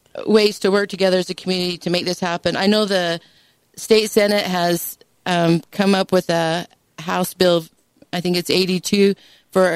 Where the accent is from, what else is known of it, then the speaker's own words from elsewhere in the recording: Dixie, Utah, United States; I am from Dixie